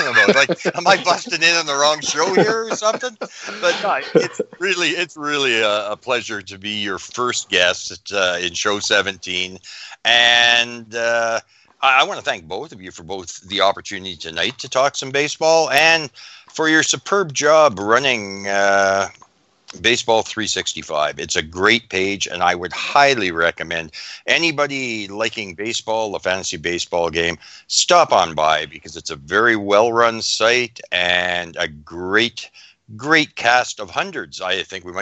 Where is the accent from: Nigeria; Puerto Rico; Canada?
Canada; Fort Frances, Ontario; like all Canadians, I was a diehard hockey fan